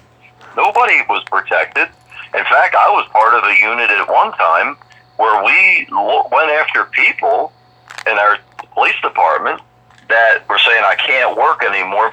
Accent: Baltimore, Maryland, United States; I lived in an area, we were multicultural where I grew up in Baltimore

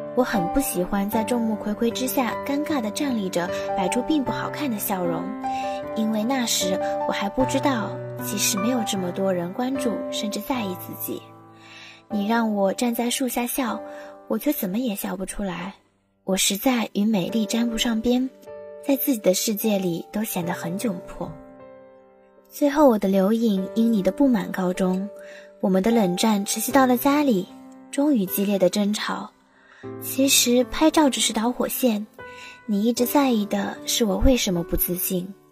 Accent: Tiantai, Zhejiang, China; moved away as an adult; now in Nanjing, China; 来自浙江天台。我在南京大学，距离我的家乡四百五十六公里

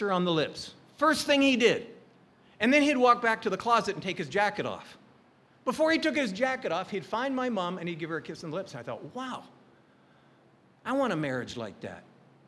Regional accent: Calgary, Alberta, Canada; now in Hawaii, United States; we grew up in Calgary, Alberta.

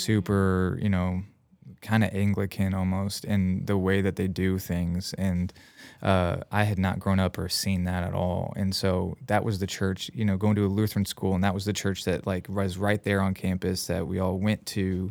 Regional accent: Union, United States; moved away as an adult; my hometown Union

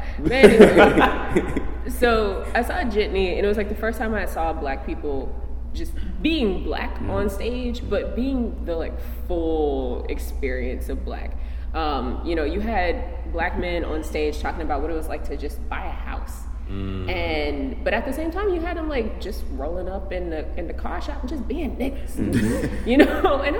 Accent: Midwest, United States; Let's see, I come from the Midwest, Upper South.

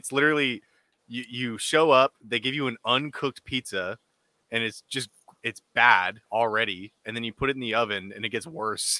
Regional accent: California, United States; I'm from California.

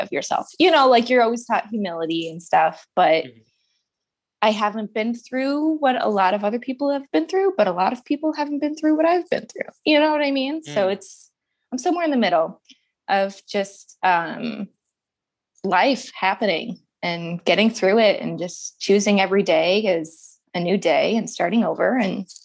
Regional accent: St. Louis, Missouri, United States; I'm born and raised in St. Louis

